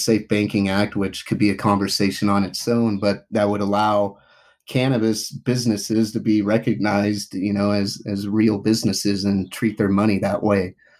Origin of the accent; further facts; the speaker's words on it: Reno, Nevada, United States; moved away as an adult; also born or lived in Indiana; now in Utah, United States; I grew up in Reno, Nevada